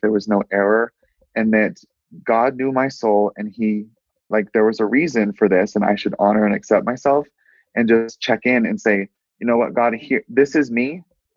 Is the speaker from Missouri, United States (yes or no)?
yes; Willard, Missouri, United States; now in Utah, United States; I grew up in Missouri in a really small town called Willard.